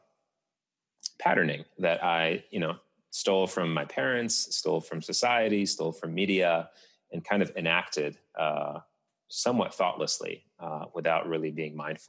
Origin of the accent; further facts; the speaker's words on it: Tunisia; my home country of Tunisia